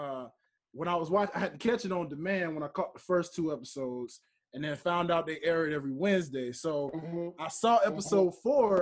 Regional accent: Memphis, Tennessee, United States; moved away; I'm from Memphis originally

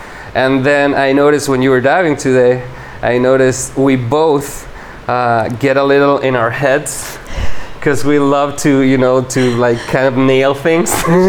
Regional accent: Uruguay; English is a second language; moved away; And when I go back to Uruguay, I've changed so much, and so many of my usual motors or you know, like mechanisms.

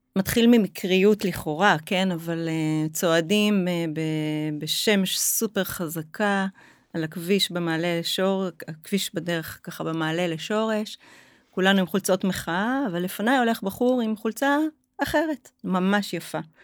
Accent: Haifa, Haifa District, Israel; now in Zikhron Ya'akov, Israel; אני חיפאית במקור

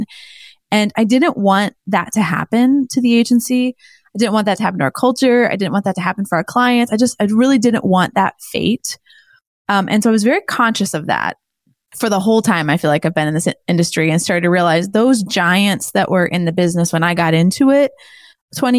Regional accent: Indianapolis, Indiana, United States; my hometown here of Indianapolis

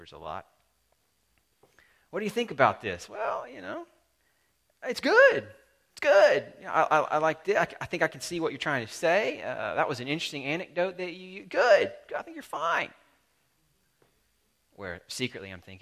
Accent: the South, Southern United States, United States; I'm a Southerner.

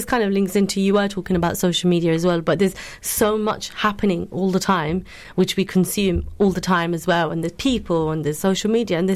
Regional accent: Luton, East of England, United Kingdom; a person that's born and raised in Luton and living in Luton

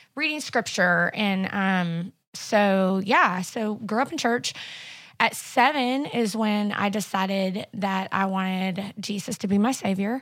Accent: Carthage, Missouri, United States; also born or lived in Springfield, Missouri; I was born in Carthage, Missouri, and, uh, went to school there my whole life

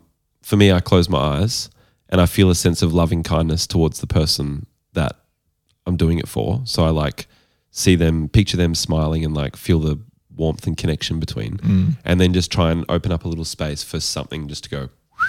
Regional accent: Toronto, Ontario, Canada; I'm from Toronto.

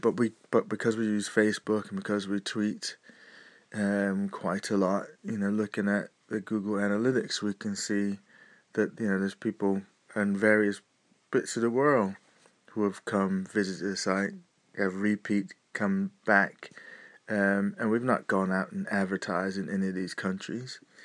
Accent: United States; moved away; being a displaced American that I am, I have a eye across the sea to see what's going on over in my home country

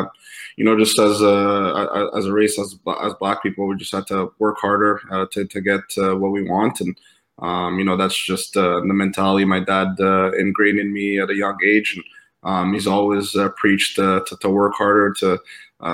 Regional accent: Montreal, Quebec, Canada; Montreal, my hometown

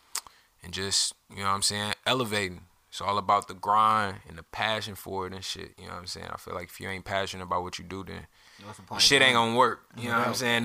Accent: Alton, Illinois, United States; also born or lived in Los Angeles, United States; now in Atlanta, United States; I was born and raised in Auden, Illinois

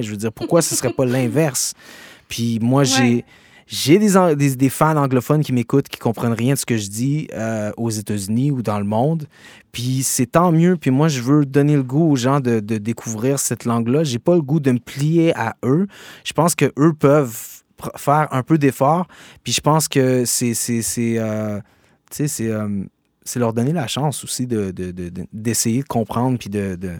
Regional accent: Gatineau, Quebec, Canada; accent: Québécois; mon accent de chez moi

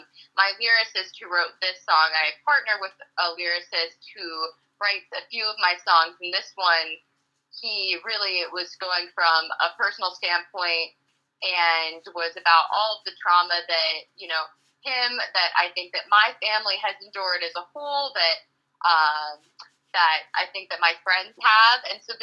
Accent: Pittsburgh, Pennsylvania, United States; Well, Pittsburgh as a whole, I think, is a very, like, proud city to be, you know, everyone from Pittsburgh is proud to be from Pittsburgh.

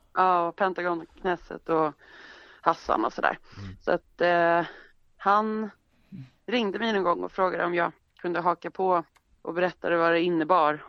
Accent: Stockholm, Stockholm County, Sweden; jag är ju född i Stockholm och mm. är några generationers stockholmare.

